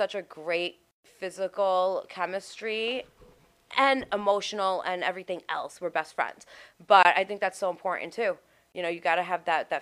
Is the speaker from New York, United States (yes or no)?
yes; New York City, New York, United States; I'm from Staten Island